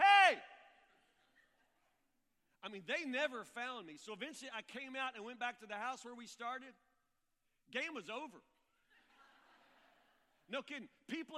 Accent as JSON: {"language": "English", "area": "near Woodburn", "region": "Kentucky", "country": "United States", "tie": "born or raised there", "said": "I'm a country kid. I grew up in Matlock, which is actually a suburb of Woodburn"}